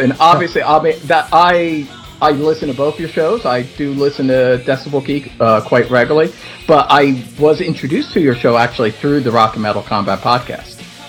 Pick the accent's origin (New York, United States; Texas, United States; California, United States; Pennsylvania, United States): Pennsylvania, United States; Philadelphia; also born or lived in Florida; now in Los Angeles, United States; I'm originally from Philadelphia, but really, I mean, my family's all from Philly proper, but myself, I was just born there and I was raised in the suburbs.